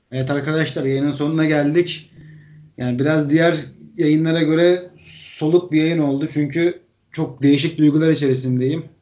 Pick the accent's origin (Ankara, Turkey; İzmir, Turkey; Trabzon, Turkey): Trabzon, Turkey; moved away; Ben Trabzonluyum. Trabzon'da yani on dokuz sene yaşadım